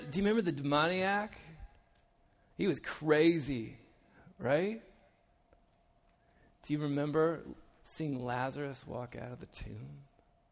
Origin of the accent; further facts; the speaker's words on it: United States; We're from the States, obviously. You can tell by our accents